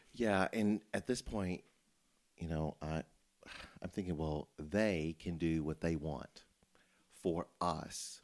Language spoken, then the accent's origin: English; Memphis, Tennessee, United States; I'm from Memphis. I grew up there.